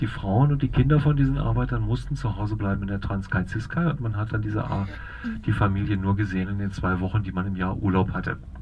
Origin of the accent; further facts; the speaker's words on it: Germany; moved away as an adult; now in Cape Town, South Africa; ich komme also auch aus Deutschland wie die Frau, bin seit zehn Jahren hier